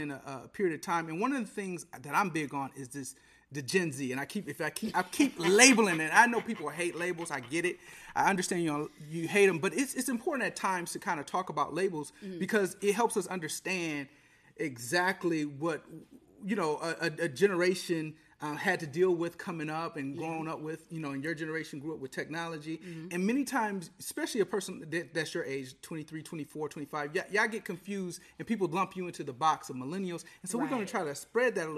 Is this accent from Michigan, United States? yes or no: yes; Detroit, Michigan, United States; moved away as an adult; now in Georgia, United States; I come from Michigan, Detroit